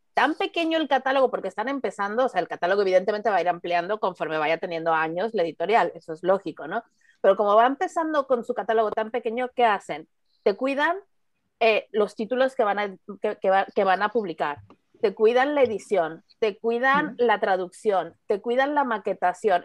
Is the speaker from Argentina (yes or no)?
no; Mexico; a mí como mexicana